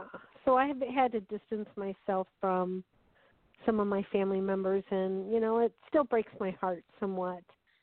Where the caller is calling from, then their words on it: Wisconsin, United States; I'm calling from Wisconsin.